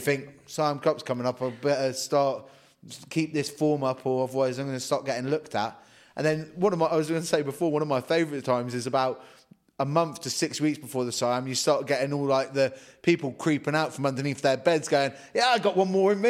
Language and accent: English; Guernsey; I'm from Guernsey, from Jersey